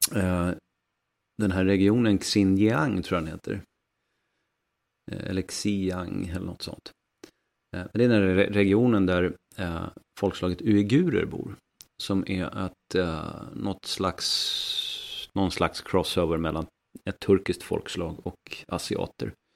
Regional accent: Västernorrland County, Sweden; uppe hos mig faktiskt, i, i mitt hemlän Västernorrland

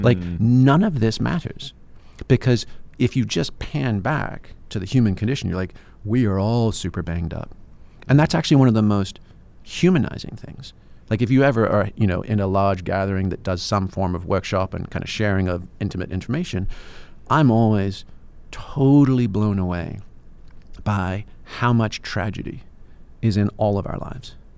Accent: England, United Kingdom; I'm English

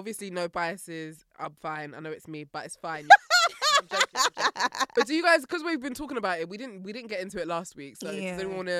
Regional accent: United Kingdom; But I feel like just as British people, we dress

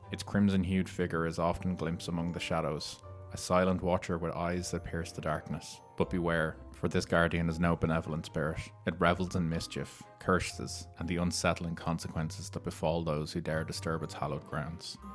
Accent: Ireland; I obviously know about it being Irish, it's kind of something that we're aware

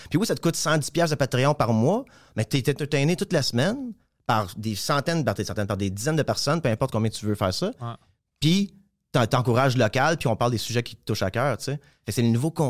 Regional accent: Hawkesbury, Ontario, Canada; also born or lived in Montreal / Ottawa; moi, c'est Hawkesbury, en Ontario.

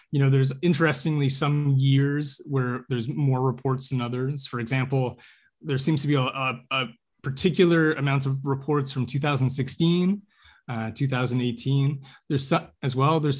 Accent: Canada

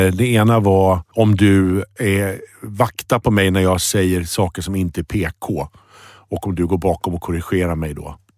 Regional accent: Sweden; Själv är jag glad för att jag är svensk.

